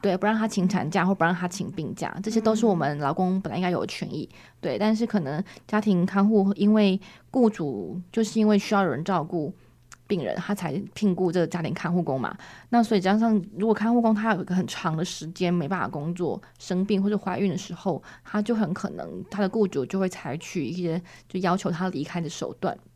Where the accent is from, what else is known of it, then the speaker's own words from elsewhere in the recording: Taiwan; 台湾人的话，就是目前就是我一位